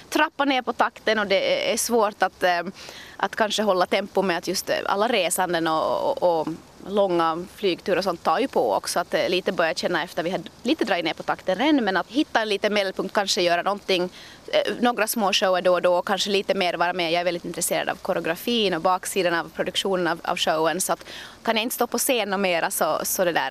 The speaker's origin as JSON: {"language": "Swedish", "town": "Stockholm", "region": "Stockholm County", "country": "Sweden", "tie": "born there", "said": "jag är född i Stockholm och har fortfarande en hel del släkt där och kusiner"}